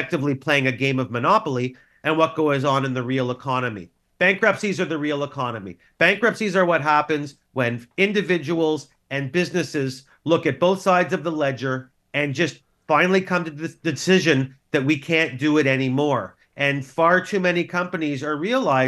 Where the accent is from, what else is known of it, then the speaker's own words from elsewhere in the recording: Canada; as a Canadian